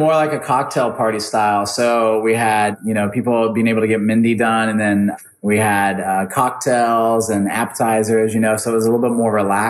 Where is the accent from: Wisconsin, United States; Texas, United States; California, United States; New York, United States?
Texas, United States; Arlington; I was actually born in Arlington, Texas, just outside of Dallas, and then pretty much have lived here